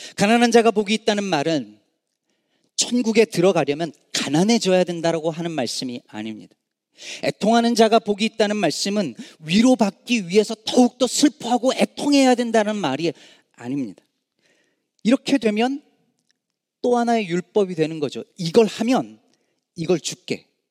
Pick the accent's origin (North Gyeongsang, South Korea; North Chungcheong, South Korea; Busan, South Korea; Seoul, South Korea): North Chungcheong, South Korea; Jecheon; moved away; also born or lived in Daejeon; 제가 그 어, 중국 제천 시골 출신이잖아요